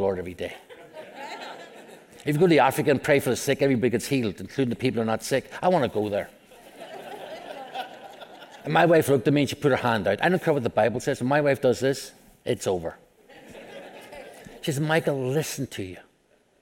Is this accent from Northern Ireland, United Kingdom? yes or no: yes; Belfast, Northern Ireland, United Kingdom; I grew up in Belfast, Northern Ireland